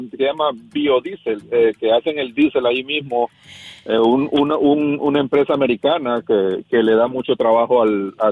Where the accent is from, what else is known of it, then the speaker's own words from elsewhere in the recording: El Progreso, Yoro, Honduras; born there; se llama El Progreso Lloro Honduras.